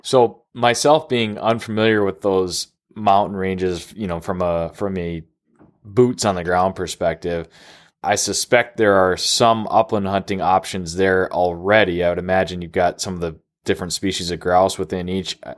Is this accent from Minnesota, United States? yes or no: yes; Minnesota, United States; my home state of Minnesota